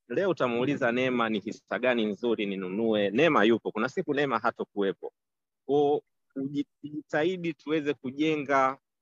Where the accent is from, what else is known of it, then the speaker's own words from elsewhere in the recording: Tanzania; nilikuwa na naishi kama mtanzania mwingine